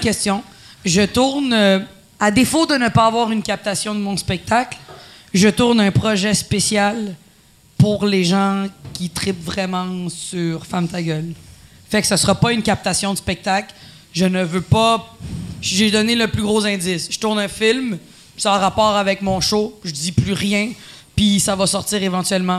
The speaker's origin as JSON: {"language": "French", "region": "Quebec", "country": "Canada", "first_language": "Spanish", "second_language": "French", "said": "Je suis une québécoise pour les gens"}